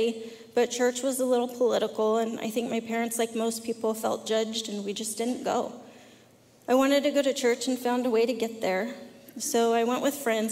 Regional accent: California, United States; accent: Southern; also born or lived in Arkansas; We moved to California from Arkansas when I was 4 years old.

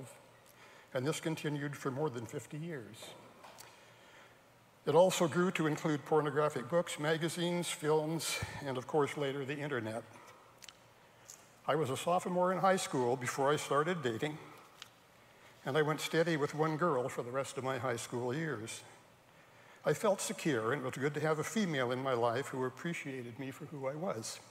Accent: Salem, Oregon, United States; also born or lived in Portland, Oregon; I was born in Portland, Oregon, at the end of World War II. That was 78 years ago. I grew up in Salem, Oregon.

